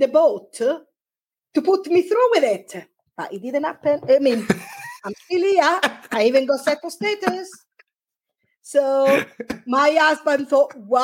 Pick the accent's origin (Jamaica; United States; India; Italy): Italy; now in Devon, United Kingdom; when I go back to Italy, I don't feel Italian anymore because I've been away for such a long time.